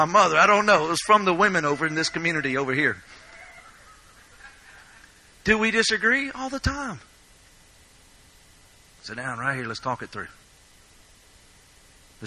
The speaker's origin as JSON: {"language": "English", "region": "Louisiana", "country": "United States", "said": "I am from Louisiana"}